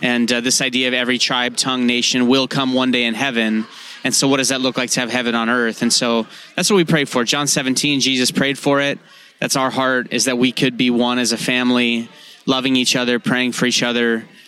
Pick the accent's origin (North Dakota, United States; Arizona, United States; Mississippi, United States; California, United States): North Dakota, United States; I'm from North Dakota.